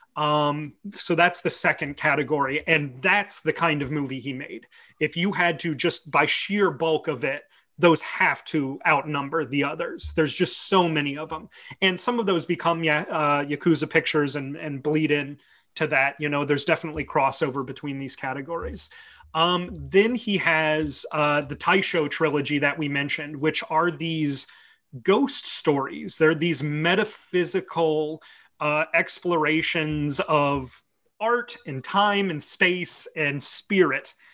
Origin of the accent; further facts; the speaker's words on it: United States; as an American